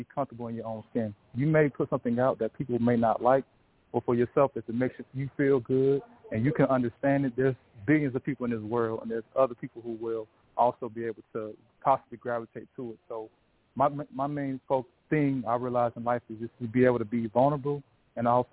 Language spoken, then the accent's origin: English; Warner Robins, Georgia, United States; moved away as an adult; now in Northern Virginia, United States; I'm from Warner Robins, Georgia. I'm currently in Northern Virginia right now. I've been here for about 10 years